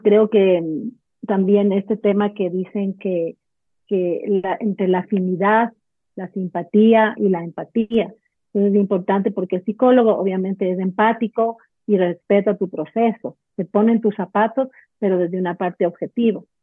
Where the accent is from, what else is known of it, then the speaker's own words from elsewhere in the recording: Ecuador; yo soy de Ecuador vivo en Quito